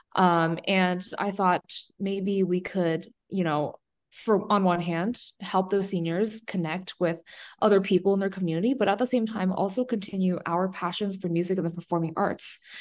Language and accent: English; San Diego, California, United States; San Diego, um, which is my hometown